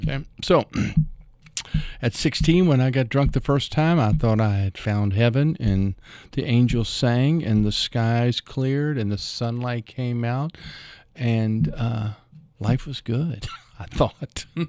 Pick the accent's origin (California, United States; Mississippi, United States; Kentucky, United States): Kentucky, United States; Louisville; I grew up in Louisville, uh, over in Audubon Park area.